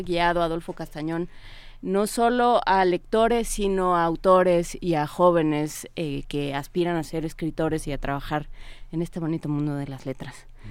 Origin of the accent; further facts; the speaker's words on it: Mexico; somos un país, somos el país de Pedro Páramo